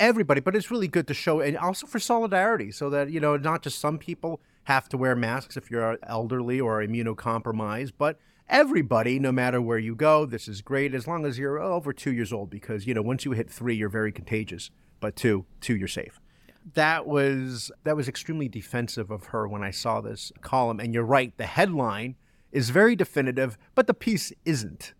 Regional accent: New Jersey, United States; moved away; also born or lived in New York; was born in New York, was raised in New Jersey

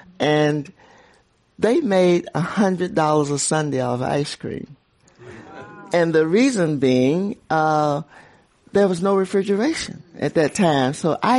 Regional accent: Montgomery, Alabama, United States; growing up in Montgomery

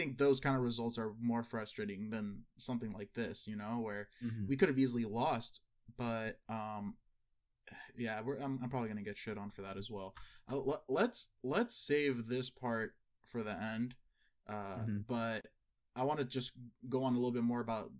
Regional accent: United States; as an American

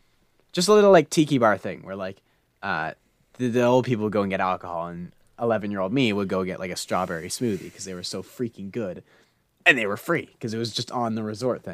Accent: Canada

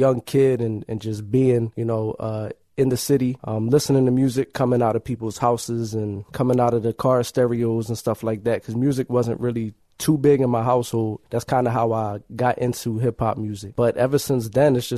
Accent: Philadelphia, Pennsylvania, United States; I'm an artist from Philadelphia

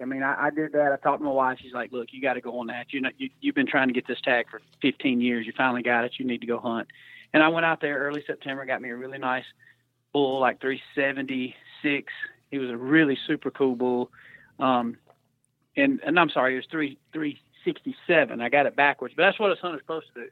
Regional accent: Georgia, United States; I grew up in Georgia, you know, hunting and fishing

